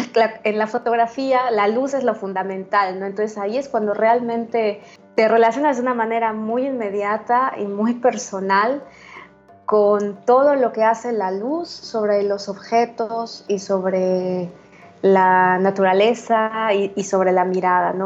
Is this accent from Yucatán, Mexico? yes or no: yes; Mérida, Yucatán, Mexico; moved away as an adult; also born or lived in Mexico City / Xalapa, Veracruz; pues vivo ahorita en Mérida, ¿no? que es mi ciudad natal, desde mediados de 2015 que regresé de la Ciudad de México